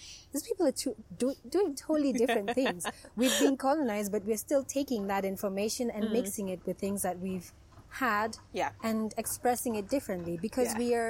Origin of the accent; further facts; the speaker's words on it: Kenya; being a Kenyan filmmaker